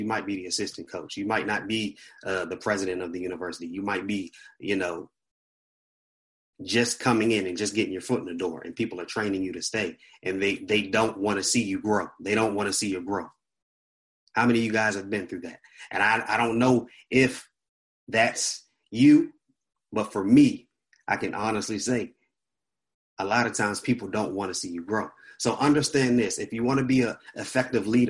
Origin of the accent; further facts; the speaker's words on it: Washington, District of Columbia, United States; I'm a church boy. I grew up in the church. I'm from Washington, D.C.